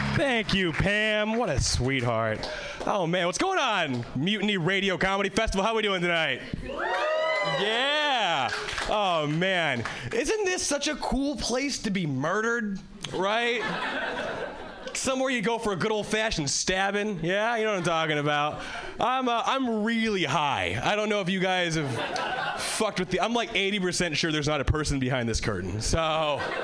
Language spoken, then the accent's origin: English; Hawaii, United States; born or raised there; moved away as an adult; now in Boston, United States